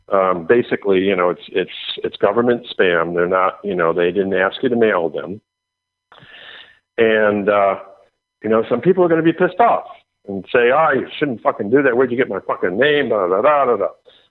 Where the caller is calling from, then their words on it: Florida, United States; Okay, I'm in Florida. I'm calling you from Florida.